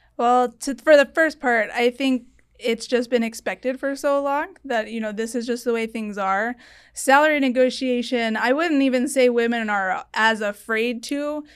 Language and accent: English; Tucson, Arizona, United States; also born or lived in Washington, D.C.